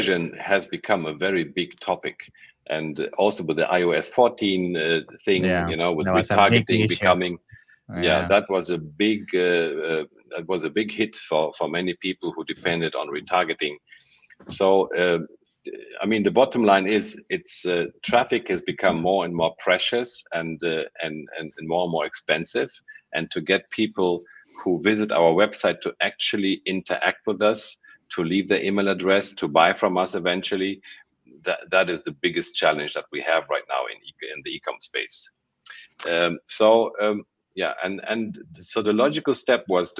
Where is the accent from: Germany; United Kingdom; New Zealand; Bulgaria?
Germany; moved away as an adult; also born or lived in Ukraine / Munich, Germany; now in Malaysia; I was born in Ukraine. I was raised in Germany